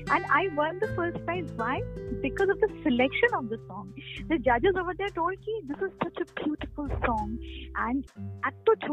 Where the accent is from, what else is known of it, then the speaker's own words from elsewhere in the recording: Lucknow, Uttar Pradesh, India; also born or lived in Allahabad; my parents, my grandparents, they're all from West Bengal, but I and my sister we are born and brought up in Lucknow. I mean I am born in Allahabad and brought up in Lucknow